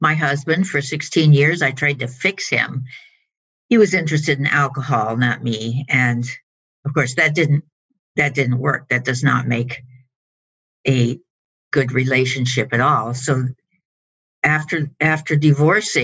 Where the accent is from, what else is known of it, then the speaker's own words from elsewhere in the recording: Colorado, United States; moved away as an adult; now in Los Angeles, United States; I grew up in Colorado, which is in the Rocky Mountain area. And I came to Los Angeles about 30 years ago